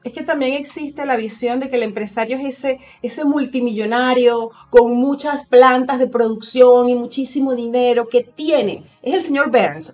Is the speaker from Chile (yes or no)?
no; Venezuela; moved away as an adult; now in Spain; yo emigré de Venezuela